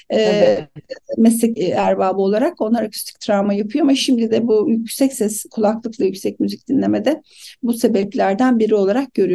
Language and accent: Turkish; Aegean Region, Turkey; Herhalde sebebi de aslında Ege'liyim. Akdeniz mutfağına bağlıyorum.